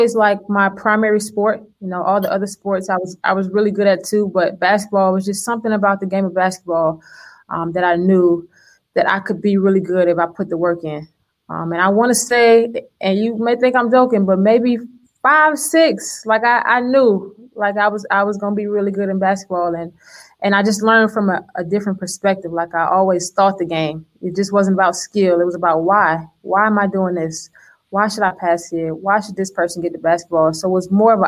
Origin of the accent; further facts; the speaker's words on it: Miami, Florida, United States; moved away as an adult; I grew up North Miami, Opa-locka kind of area